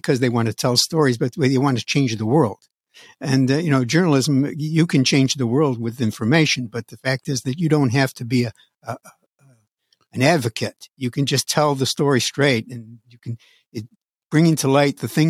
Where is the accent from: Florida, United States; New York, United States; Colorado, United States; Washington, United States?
New York, United States; Utica; moved away as an adult; Utica, New York is my hometown. I was raised there, went to high school there